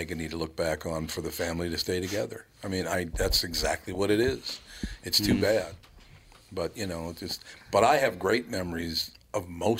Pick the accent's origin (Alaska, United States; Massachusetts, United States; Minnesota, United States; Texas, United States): Minnesota, United States; Minneapolis; also born or lived in Long Prairie, Minnesota; we grew up in North Minneapolis.